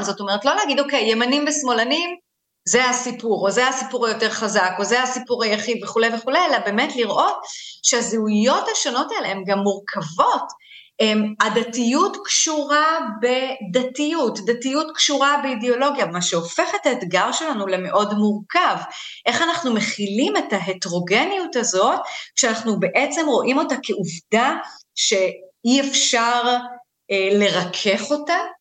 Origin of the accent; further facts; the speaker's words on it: Israel; אני בת למהגרים, אה, אני נולדתי בארץ, אבל אני גדלתי בבית שבאמת מסתכל קצת מבחוץ